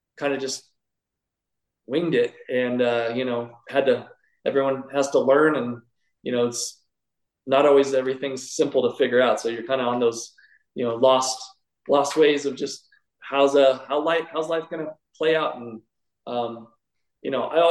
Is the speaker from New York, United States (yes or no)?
no; Sacramento, California, United States; I moved from Sacramento, where I grew up, to Southern California